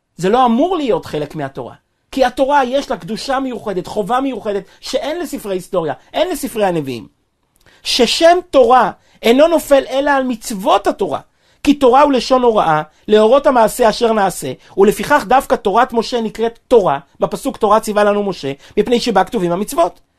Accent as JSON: {"language": "Hebrew", "town": "Kfar Chabad", "region": "Central District", "country": "Israel", "tie": "born or raised there", "said": "אני נולדתי וגדלתי בכפר חב\"ד"}